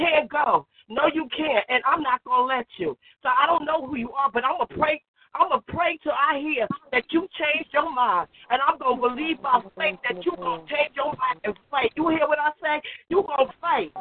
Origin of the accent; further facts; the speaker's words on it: New Jersey, United States; I am from New Jersey